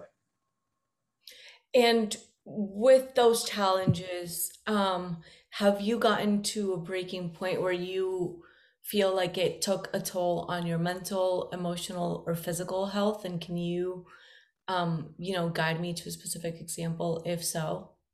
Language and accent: English; Medellin, Antioquia, Colombia; moved away; also born or lived in California; I'm originally from Medellin.